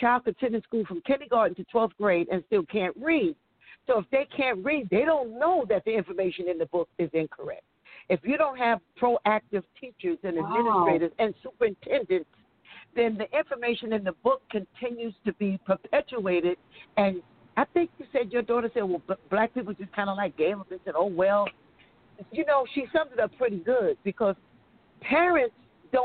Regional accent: New York, United States; moved away as an adult; also born or lived in Tulsa, Oklahoma; I'm actually from New York. I'm a New Yorker, and I lived in Tulsa, Oklahoma for 12 years

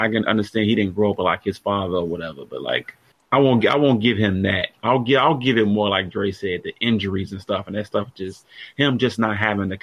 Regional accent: Chicago, Illinois, United States; I'm from Chicago

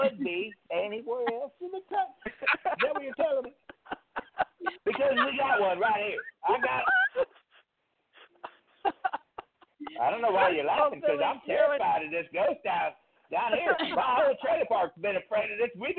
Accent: Mississippi, United States; I'm from Mississippi

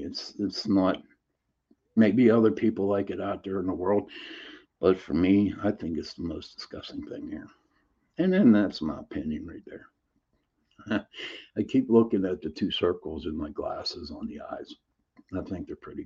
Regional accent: Pittsburgh, Pennsylvania, United States; I'm from Pittsburgh, Pennsylvania

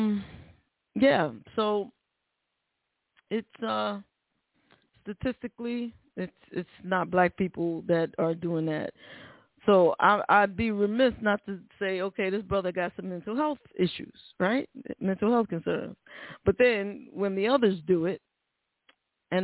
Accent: New York City, New York, United States; that's my hometown. That's my hometown. And born and raised, still work in New York

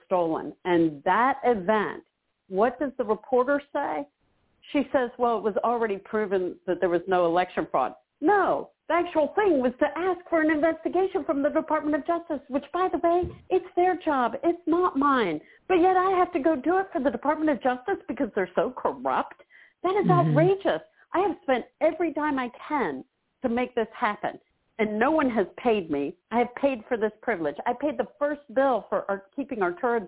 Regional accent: Philadelphia, Pennsylvania, United States; I was born in Philadelphia

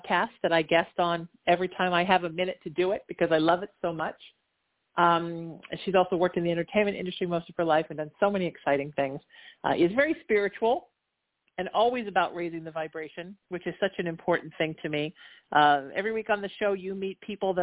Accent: Orange County, California, United States; also born or lived in Surf City (Huntington Beach); where I grew up in Orange County, an hour south

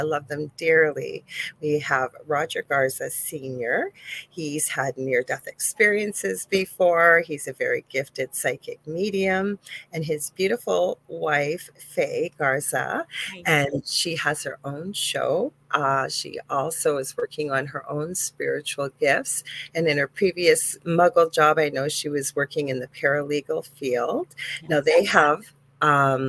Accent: Canada; I am a Canadian spiritual medium

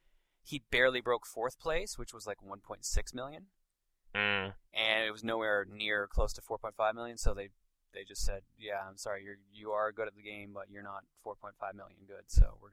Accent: Canada; I'm Canadian.

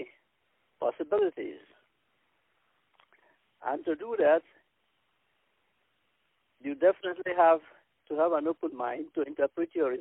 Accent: Nigeria; now in Toronto, Canada; I'm based in Toronto, Canada. I'm from Nigeria

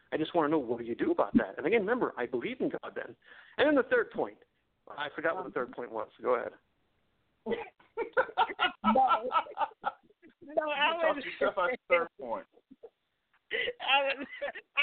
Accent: India; So I'm from a Hindu family. I'm from India

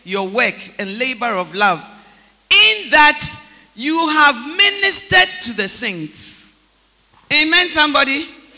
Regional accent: Takoradi, Western Region, Ghana; moved away; also born or lived in Accra; I'm born, bred, and battered in Takoradi

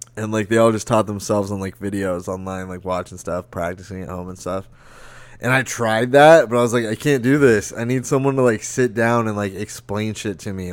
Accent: Lake Havasu City, Arizona, United States; Havasu in my hometown

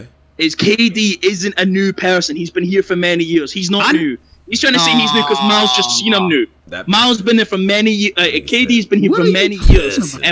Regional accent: Scotland, United Kingdom; I'm from Scotland. There's no battle rap shit in Scotland.

